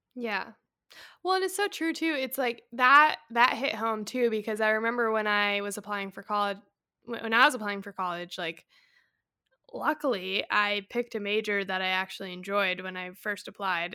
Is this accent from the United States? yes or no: yes; Colorado, United States; moved away as an adult; also born or lived in San Diego; I grew up in Colorado